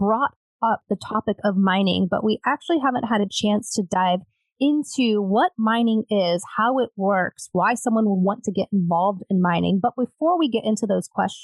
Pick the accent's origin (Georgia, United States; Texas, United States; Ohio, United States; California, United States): Ohio, United States; Dayton; moved away; my hometown of Dayton, Ohio, visiting my family